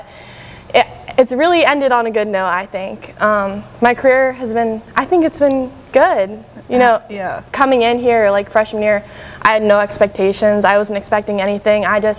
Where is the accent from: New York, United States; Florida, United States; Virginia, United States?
Virginia, United States; Northern; now in Greenville, United States; I'm from Northern Virginia